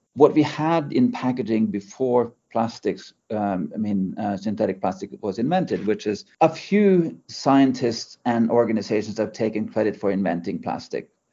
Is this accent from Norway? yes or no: yes; Norway; now in United Kingdom; we are based in the UK. Um, I'm originally from Norway